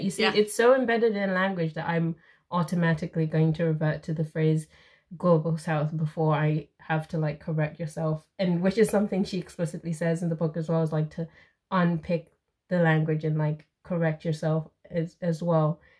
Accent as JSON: {"language": "English", "country": "Zimbabwe", "moved": "yes", "said": "I'm from Zimbabwe"}